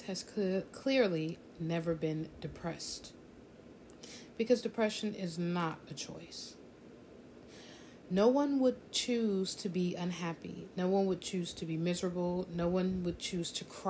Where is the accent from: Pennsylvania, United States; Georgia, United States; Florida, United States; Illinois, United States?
Florida, United States; South; I grew up in South Florida